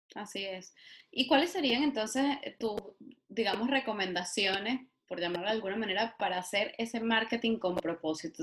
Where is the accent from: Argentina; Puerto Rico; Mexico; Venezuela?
Venezuela; moved away